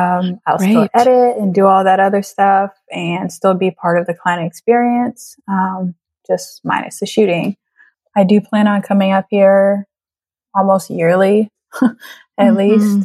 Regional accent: Trinidad & Tobago; And I am bringing people to my home country and allowing them to experience Trinidad and Tobago

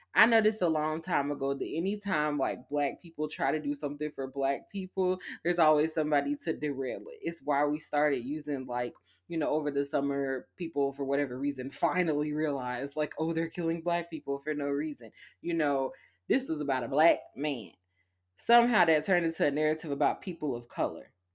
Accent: Savannah, Georgia, United States; I'm from Savannah

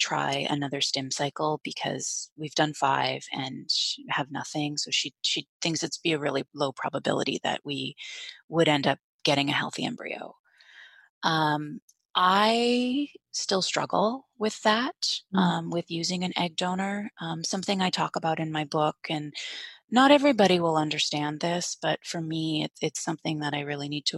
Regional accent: Canada; now in Bay Area, United States; I'm from Canada originally. So my family's all still in Canada

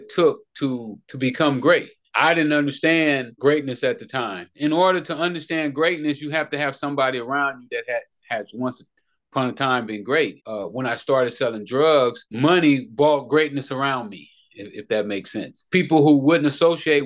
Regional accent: Los Angeles, California, United States; I grew up in Hoover Crip Hood. You know, at that time, they was the biggest gang in Los Angeles

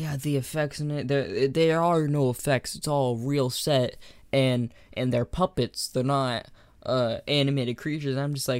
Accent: Alaska, United States; I was born here. I was raised in Alaska. And then I kept on moving around the country and stuff. I've been all around America.

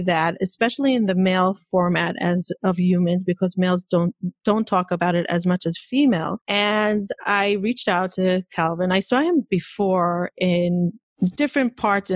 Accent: Israel; moved away; I grew up in Israel, extremely Orthodox

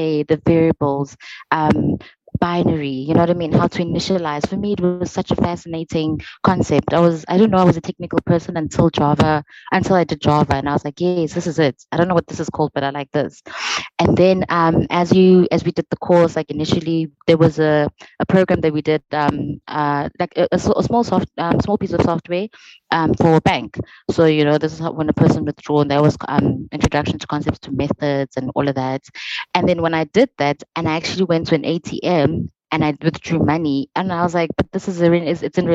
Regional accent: South Africa; moved away; I'm from the Vol, and I had to come to varsity

